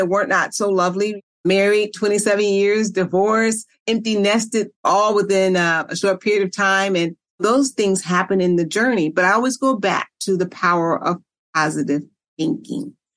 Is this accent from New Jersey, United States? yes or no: no; Chicago, Illinois, United States; I grew up in poverty on the South Side of Chicago.